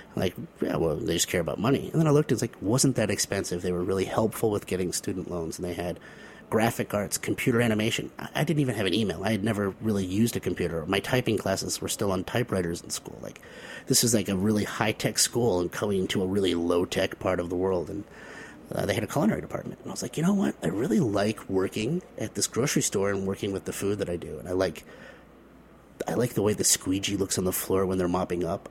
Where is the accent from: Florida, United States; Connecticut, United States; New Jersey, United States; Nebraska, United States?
Connecticut, United States; now in Boston, United States; I grew up in, in Connecticut